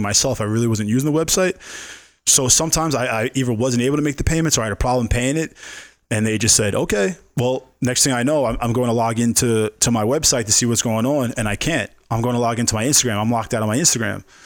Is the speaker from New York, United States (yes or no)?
yes; New York City, New York, United States; now in Las Vegas, United States; I'm from New York